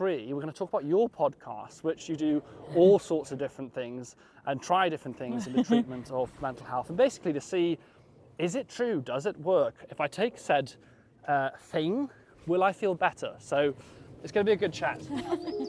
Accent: West Wales, United Kingdom; I was born in West Wales

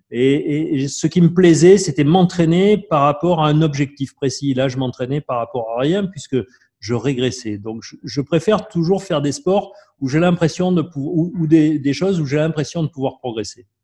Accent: Marseille, Provence-Alpes-Côte d'Azur, France; Je connaissais rien d'autre que mon quartier à Marseille.

